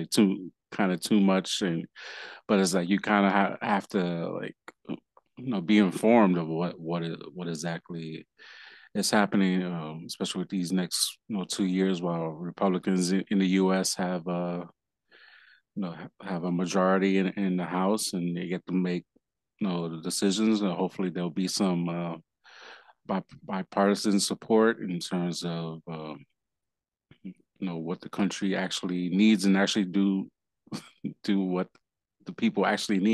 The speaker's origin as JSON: {"language": "English", "region": "New York", "country": "United States", "tie": "born or raised there", "said": "not my home state, New York"}